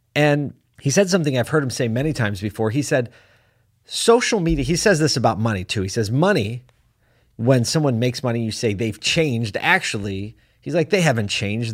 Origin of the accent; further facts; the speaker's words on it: Syracuse, New York, United States; here in my hometown of Syracuse, New York